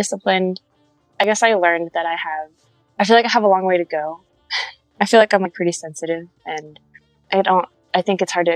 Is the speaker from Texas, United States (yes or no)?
no; Rockville, Maryland, United States; Rockville, Maryland. So like kind of outside of DC. So I go to 930 Club a lot. Black Cat